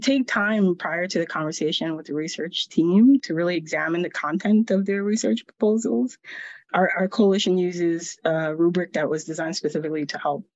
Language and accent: English; Lawrence, Massachusetts, United States; the community I grew up in Lawrence, Massachusetts